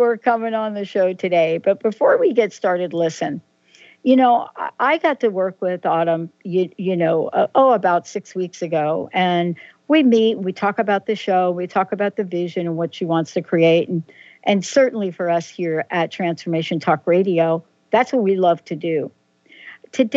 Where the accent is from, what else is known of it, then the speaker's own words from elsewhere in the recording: East Coast, United States; moved away; also born or lived in Pacific Northwest; I lived in the Pacific Northwest and, of course, grew up on the East Coast.